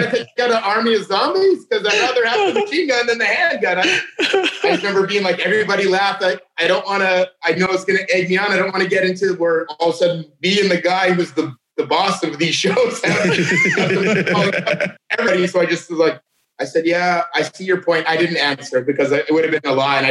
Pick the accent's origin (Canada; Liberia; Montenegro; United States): Canada; I'm from Canada